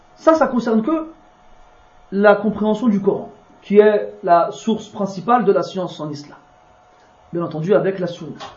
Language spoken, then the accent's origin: French; France; je suis né en France, qui est grandi en France, qui parle le français tous les jours.